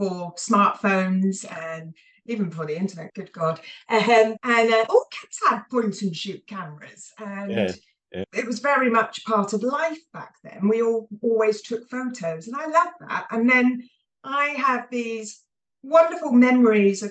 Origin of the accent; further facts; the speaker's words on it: Hampshire, South East England, United Kingdom; moved away as an adult; now in Edinburgh, United Kingdom; I grew up in the home counties of England in Hampshire along the south coast, and ended up in Scotland.